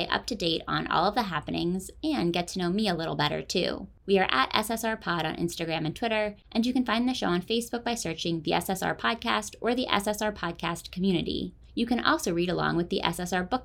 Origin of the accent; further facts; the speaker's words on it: Philadelphia, Pennsylvania, United States; My hometown paper, the Philadelphia Inquirer